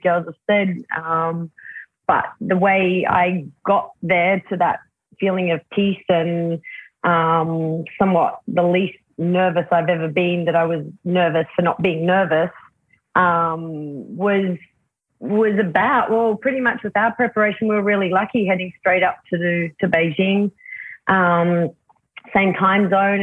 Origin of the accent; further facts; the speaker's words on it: Australia; I am an Australian.